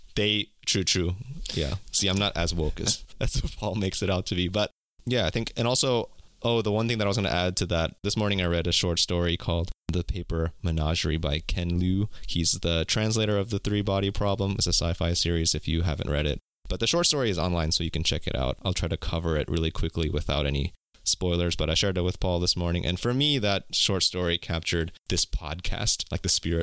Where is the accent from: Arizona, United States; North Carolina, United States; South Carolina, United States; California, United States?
California, United States; also born or lived in South Korea; I was born in California, lived my entire life in America